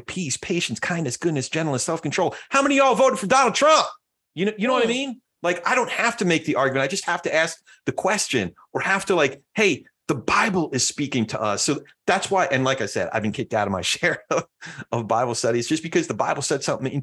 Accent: New Jersey, United States; I'm from Jersey

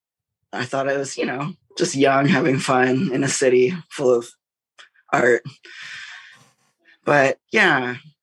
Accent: Toronto, Ontario, Canada; I'm from Toronto, Ontario, Canada

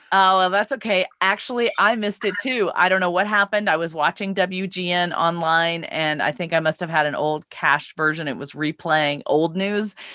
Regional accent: Laurel, Mississippi, United States; my hometown of Laurel, Mississippi

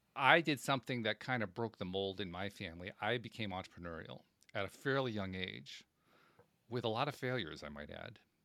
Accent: Schenectady, New York, United States; I grew up in Schenectady, New York

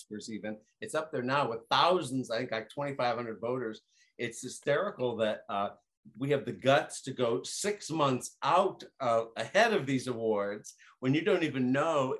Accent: Ohio, United States; I was born and raised in Ohio

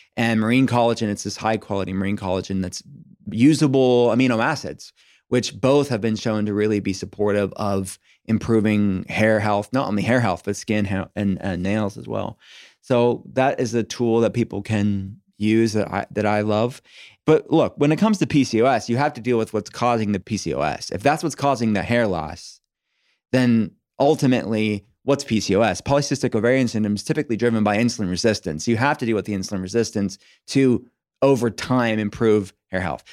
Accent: United States; I'm an American

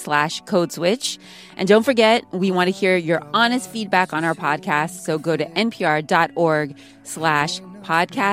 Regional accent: California, United States; I'm from California

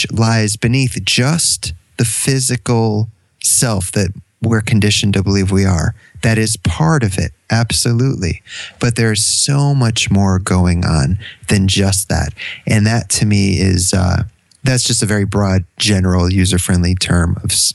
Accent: Connecticut, United States; now in Canada; I'm from Connecticut

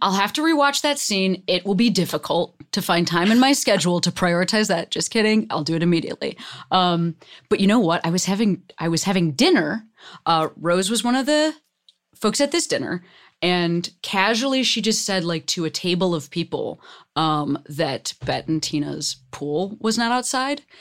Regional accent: Chicago, Illinois, United States; now in Los Angeles, United States; I was raised in Chicago

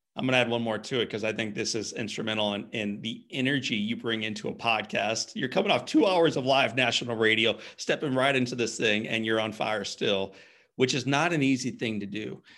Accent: St. Louis, Missouri, United States; My hometown of Saint Louis is an awesome baseball town

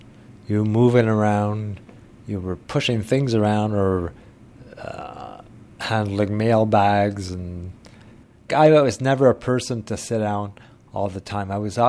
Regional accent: Ottawa, Ontario, Canada; also born or lived in Orleans, Ontario; when we moved from Orleans, Ontario to Anvil Acres in 1965.

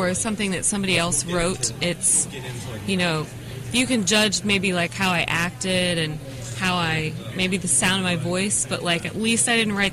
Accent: Ohio, United States; moved away as an adult; now in Winston-Salem, United States; I'm actually from Ohio, but I've been living in Winston for about 7 years

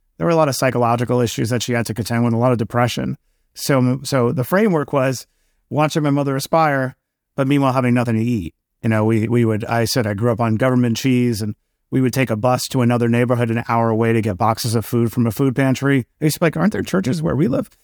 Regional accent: New York City, New York, United States; I grew up in Queens, New York

